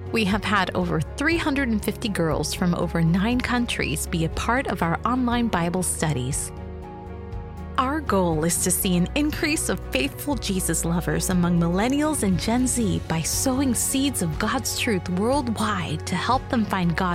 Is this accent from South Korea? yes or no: yes; South Korea; … from South Korea.